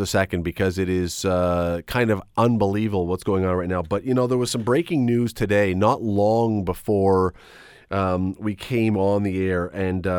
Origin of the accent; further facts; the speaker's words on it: Toronto, Ontario, Canada; when I was a kid, three times growing up in Toronto